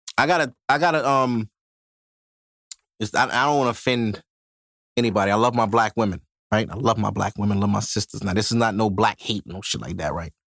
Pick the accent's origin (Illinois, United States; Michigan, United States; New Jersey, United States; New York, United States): New York, United States; Brooklyn; I've been born and raised in Brooklyn my whole life